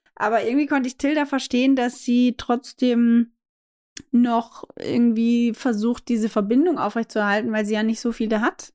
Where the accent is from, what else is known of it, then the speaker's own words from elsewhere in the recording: Austria; für mich als Österreicherin